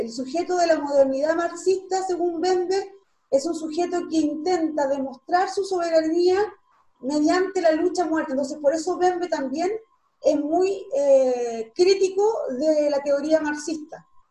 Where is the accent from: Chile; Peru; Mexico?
Chile; nosotros como, como, Estado chileno